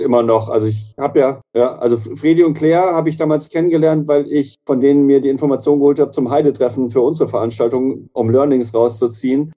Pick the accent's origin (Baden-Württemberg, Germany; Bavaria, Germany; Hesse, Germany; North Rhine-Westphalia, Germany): Hesse, Germany; near Herborn; moved away; Richtung meiner alten Heimat gefahren, Richtung äh, Siegen